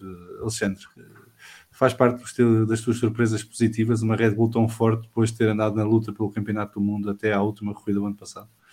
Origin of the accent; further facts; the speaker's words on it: Portugal; como português